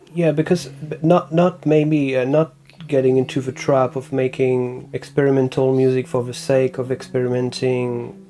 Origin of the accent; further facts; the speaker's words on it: France; accent: French; English is a second language; my French accent did not disappear completely